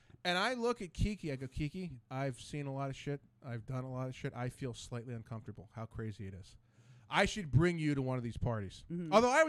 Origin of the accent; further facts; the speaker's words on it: Ambler, Pennsylvania, United States; Now, Ambler's like 5 minutes from here. I'm like, well, I'm from Ambler.